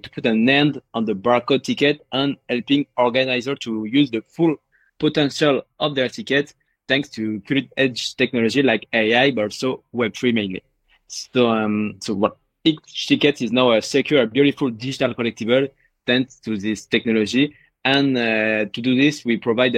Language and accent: English; Paris, Île-de-France, France; I'm from Paris.